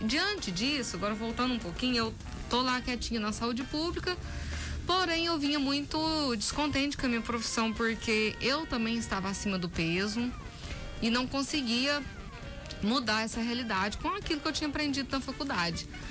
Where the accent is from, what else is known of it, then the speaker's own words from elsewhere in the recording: Brazil; sou nascida e criada aqui em Umas